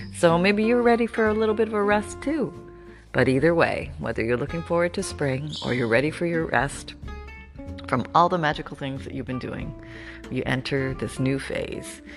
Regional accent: Canada; moved away; I grew up in Canada

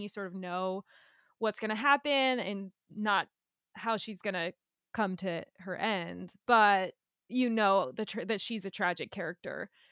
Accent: United States; as an American

